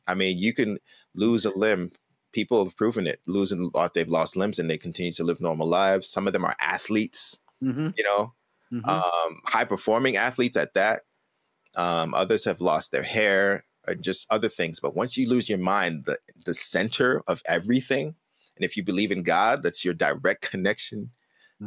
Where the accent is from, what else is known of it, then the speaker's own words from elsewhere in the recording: New York City, New York, United States; growing up in Brooklyn